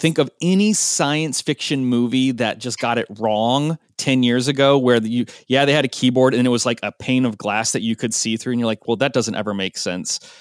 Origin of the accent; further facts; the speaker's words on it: Portland, Oregon, United States; Portland, Oregon, which is my hometown